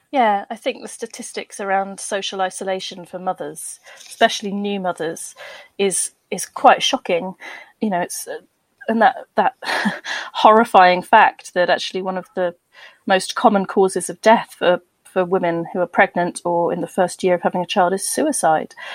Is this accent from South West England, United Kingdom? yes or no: yes; Bristol, South West England, United Kingdom; moved away as an adult; I was born and bred in Bristol, um, so I am a West Country girl at heart